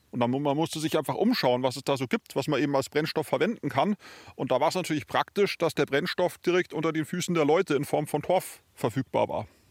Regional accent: Bavaria, Germany; bei uns in Bayern

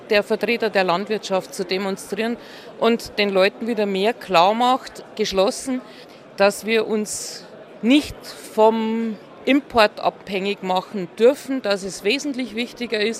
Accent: Germany; also born or lived in Kelheim, Bavaria; bei uns in Deutschland

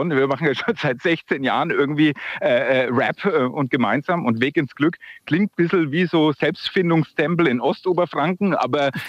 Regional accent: Bavaria, Germany; das ist schwierig als Franke hier.

